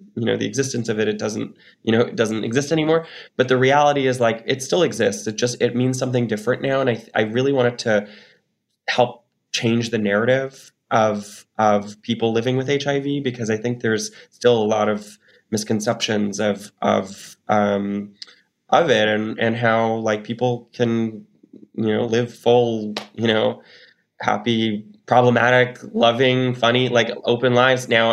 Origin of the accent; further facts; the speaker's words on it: Newfoundland and Labrador, Canada; I'm a Newfoundlander